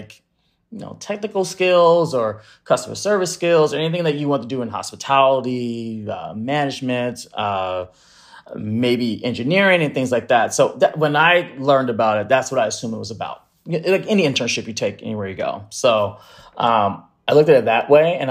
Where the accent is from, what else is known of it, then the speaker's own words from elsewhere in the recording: Bay Area, California, United States; moved away; I grew up in the Bay Area in like San Francisco, Oakland and stuff.